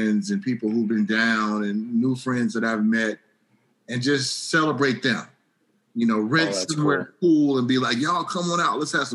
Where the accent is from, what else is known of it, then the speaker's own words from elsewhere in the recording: Long Beach, California, United States; I moved back down to Long Beach where I grew up